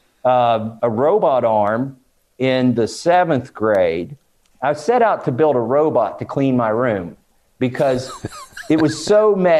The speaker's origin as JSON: {"language": "English", "region": "Eastern Kentucky", "country": "United States", "tie": "born or raised there", "also_born_or_lived": "Boston", "moved": "as an adult", "said": "I grew up in Eastern Kentucky, and we lived 2 hours from"}